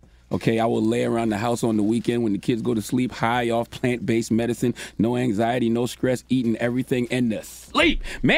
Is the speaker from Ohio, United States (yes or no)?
no; Moncks Corner, South Carolina, United States; when I was a young lad growing up in Monk's Corner, South Carolina